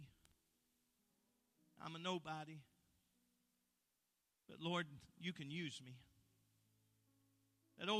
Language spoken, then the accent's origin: English; Phelps, Kentucky, United States; I'm from Phelps, Kentucky